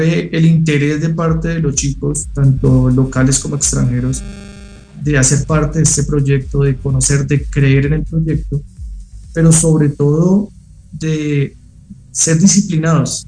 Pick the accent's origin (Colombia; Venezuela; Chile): Colombia; now in Mexico; soy colombiano. Como buen colombiano